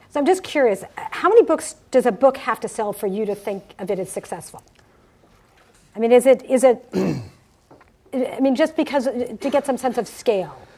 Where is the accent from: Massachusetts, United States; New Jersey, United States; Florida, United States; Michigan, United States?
New Jersey, United States; Summit; moved away; also born or lived in Cherry Hill, New Jersey; I grew up in Summit, New Jersey.